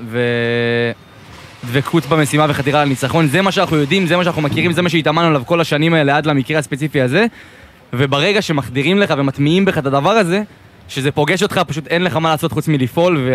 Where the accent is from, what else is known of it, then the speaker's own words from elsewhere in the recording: Yakum, Southern District, Israel; זהו, אני בן 22 … מקיבוץ יקום.